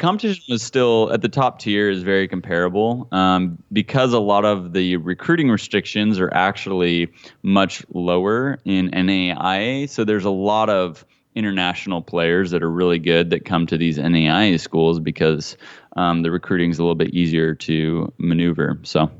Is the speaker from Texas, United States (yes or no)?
no; Hutchinson, Kansas, United States; now in California, United States; Hutchinson was a great town, man, a great city to grow up